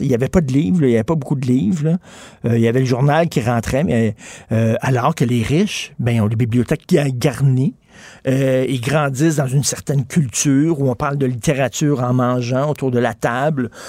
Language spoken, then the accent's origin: French; Montreal, Quebec, Canada; j'ai grandi à Verdun